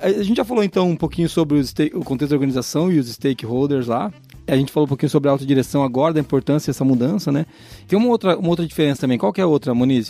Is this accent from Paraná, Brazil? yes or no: yes; interior of Paraná, Brazil; da onde eu vim, do interior do Paraná